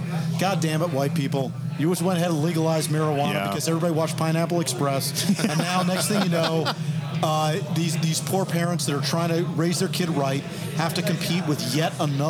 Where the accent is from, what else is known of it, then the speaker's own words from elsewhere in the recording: New York City, New York, United States; My problem as a city kid, as a New Yorker, is